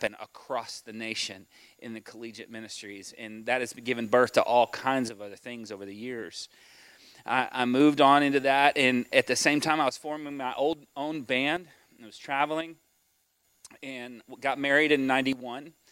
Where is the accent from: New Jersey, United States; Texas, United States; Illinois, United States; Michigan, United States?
Texas, United States; Houston; I was raised in the Houston area